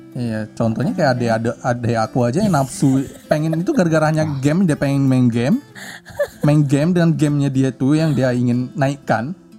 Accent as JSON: {"language": "Indonesian", "town": "Tanjung Pinang", "region": "Riau Islands", "country": "Indonesia", "tie": "born or raised there", "moved": "as an adult", "said": "aslinya dari Kepulauan Riau, Kota Tanjung Pinang"}